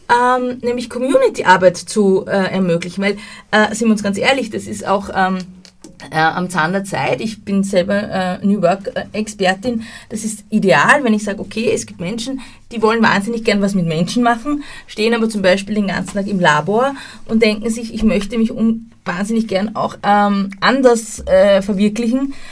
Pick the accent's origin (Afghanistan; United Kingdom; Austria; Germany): Austria; Und das ja. fehlt bei uns in Österreich, dieses Mindset fehlt komplett.